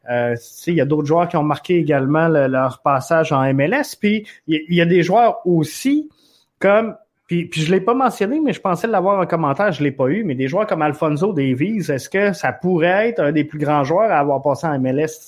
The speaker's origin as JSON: {"language": "French", "town": "Montreal", "region": "Quebec", "country": "Canada", "said": "C'est sûr qu'on vient de Montréal, mais Thierry Henry est en avance."}